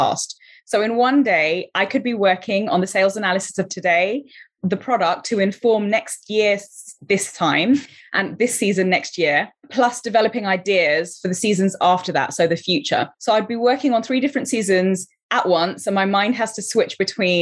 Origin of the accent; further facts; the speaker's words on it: London, United Kingdom; also born or lived in Colombo, Sri Lanka; now in Los Angeles, United States; So I was born in Colombo, Sri Lanka. I came to London, UK when I was 4 years old, and I grew up in Southwest London